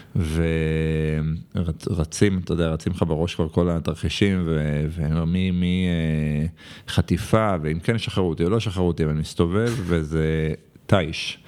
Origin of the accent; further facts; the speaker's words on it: Jerusalem, Jerusalem District, Israel; moved away as an adult; now in Tel Aviv, Israel; אני עדיין ירושלמי